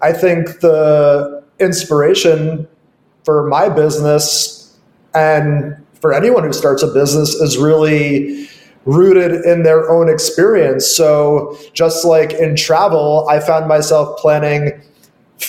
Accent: New York, United States; moved away; also born or lived in Los Angeles; I grew up in New York, and I've also lived in LA and other parts of the world temporarily

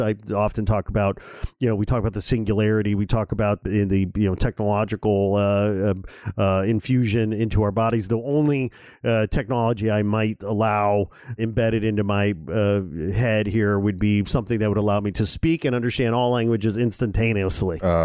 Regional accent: Gary, Indiana, United States; I was born in Gary, Indiana

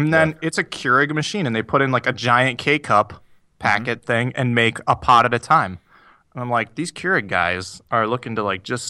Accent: Iowa, United States; moved away; also born or lived in Two Rivers, Wisconsin / Minnesota; I grew up in Iowa. Well, I've lived in Two Rivers, and I lived in Two Rivers, Wisconsin. I lived in Iowa, and I had relatives who lived in Minnesota.

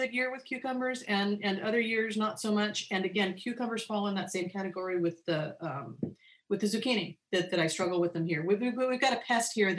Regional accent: Northern California, United States; moved away as an adult; now in Hawaii, United States; I grew up in Northern California and gardened in Northern California always.

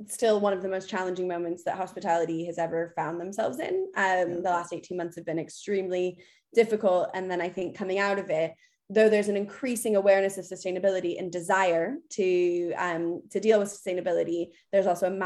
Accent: United States; moved away as an adult; now in United Kingdom; I'm obviously American.

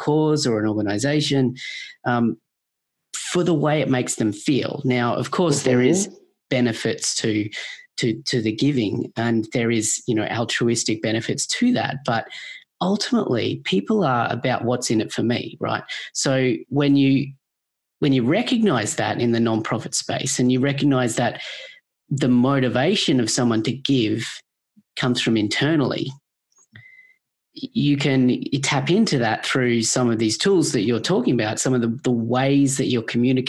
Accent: Australia; I grew up in Australia with telethons

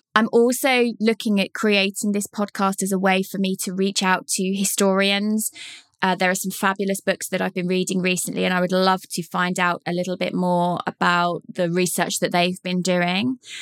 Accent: Leighton Buzzard, East of England, United Kingdom; Leighton Buzzard, my hometown

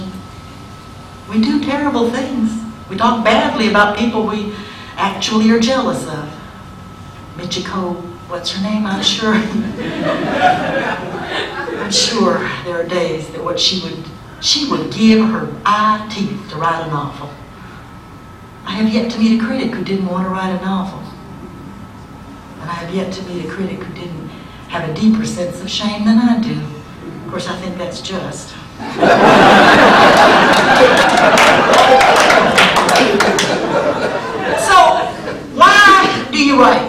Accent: United States; I'm an American

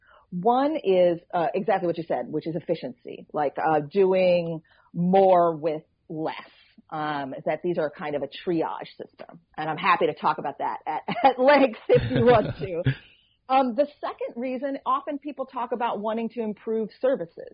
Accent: Troy, New York, United States; Troy, New York, which is my hometown, which is where I live

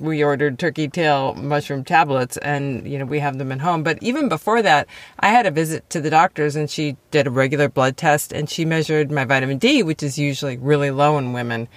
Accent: Wisconsin, United States; I grew up in Wisconsin around lakes

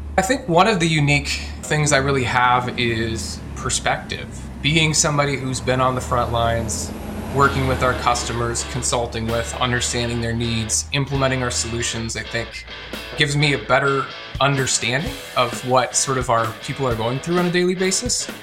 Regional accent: Northeast Iowa, United States; I'm born and raised here in Northeast Iowa

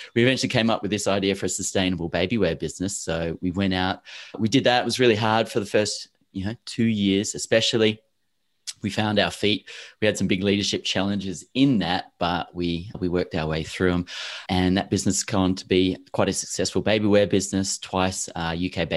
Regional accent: Perth, Western Australia, Australia; moved away as an adult; also born or lived in Melbourne, Victoria / Paris, France / London, United Kingdom; I grew up in Perth, Western Australia, but I was born in Melbourne on the eastern states

